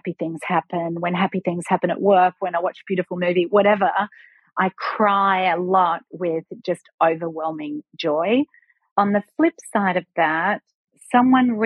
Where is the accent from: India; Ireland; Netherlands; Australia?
Australia; being an Aussie